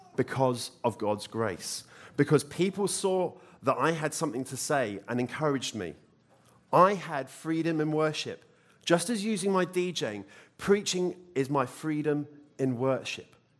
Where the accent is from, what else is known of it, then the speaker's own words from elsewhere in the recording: United Kingdom; moved away; I'm British